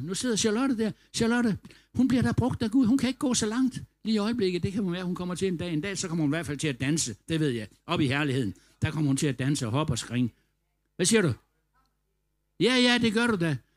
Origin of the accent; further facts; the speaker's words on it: Denmark; vi var fra Danmark